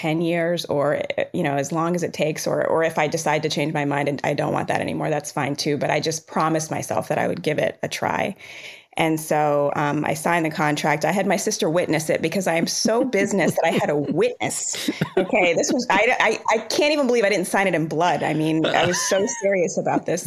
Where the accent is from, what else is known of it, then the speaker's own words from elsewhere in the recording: Rockville, Maryland, United States; also born or lived in Jamaica; I was born in Jamaica, but I was raised in Rockville, Maryland